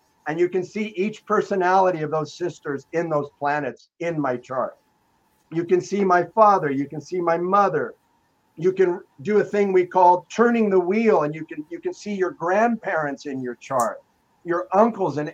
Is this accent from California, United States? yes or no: yes; Los Angeles, California, United States; I grew up in Los Angeles